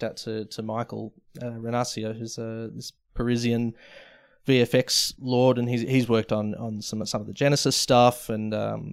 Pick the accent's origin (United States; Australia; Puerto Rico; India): Australia; Melbourne, Victoria; Sort of the leafy southeast in Melbourne, Caulfield Way